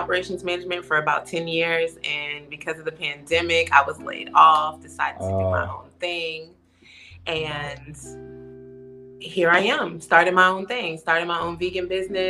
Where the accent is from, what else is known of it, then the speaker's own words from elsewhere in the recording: Washington, District of Columbia, United States; moved away as an adult; now in Atlanta, United States; I'm from Washington, D.C.